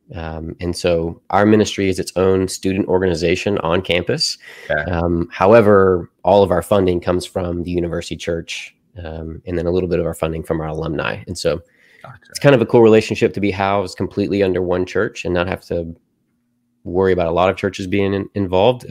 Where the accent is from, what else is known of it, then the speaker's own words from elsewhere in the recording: Murray, Kentucky, United States; also born or lived in Nashville, Tennessee / Bowling Green, Kentucky; I grew up in Murray, where I currently serve at the church that I currently serve at.